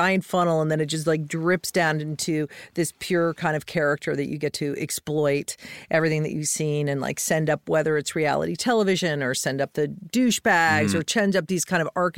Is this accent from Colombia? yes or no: no; Colorado, United States; In Colorado.